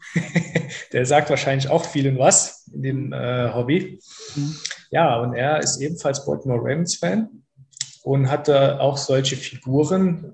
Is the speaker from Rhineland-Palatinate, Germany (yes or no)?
yes; near Trier, Rhineland-Palatinate, Germany; komme aus der Nähe der ältesten Stadt Deutschland, das ist Trier in Rheinland-Pfalz